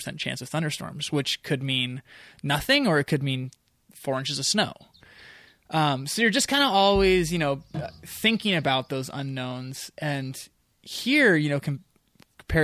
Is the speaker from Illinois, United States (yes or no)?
no; north of San Francisco, Northern California, United States; moved away as an adult; also born or lived in Mendocino-Humboldt area, California; the Coast Range where I grew up in Northern California.